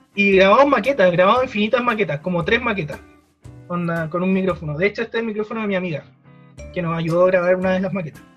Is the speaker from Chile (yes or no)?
yes; Melipilla, Santiago Metropolitan Region, Chile; Todos somos de Melipilla, además.